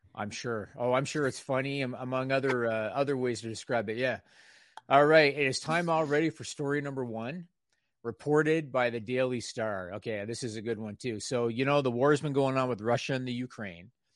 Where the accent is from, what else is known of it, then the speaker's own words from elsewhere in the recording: Canada; I'm Canadian